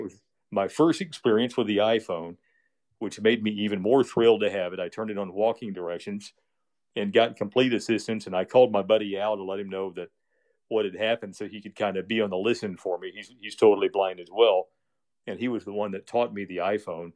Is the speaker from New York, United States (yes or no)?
no; Westfield, Indiana, United States; It's called Westfield, and it's just twenty miles northwest of downtown. And this town, uh, I grew up